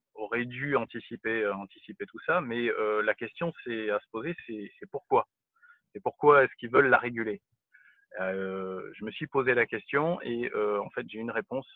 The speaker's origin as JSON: {"language": "French", "country": "France", "said": "en tant que Français"}